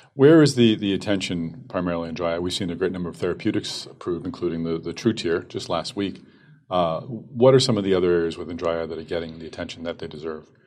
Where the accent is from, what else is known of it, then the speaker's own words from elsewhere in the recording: Boston, Massachusetts, United States; my hometown, Boston, Massachusetts